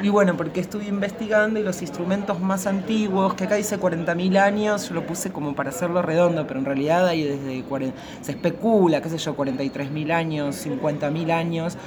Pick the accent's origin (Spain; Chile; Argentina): Argentina; soy argentina, tengo una formación occidental